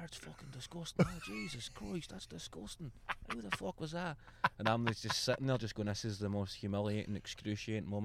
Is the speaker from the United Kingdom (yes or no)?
yes; Clydebank, Scotland, United Kingdom; I was born in Clydebank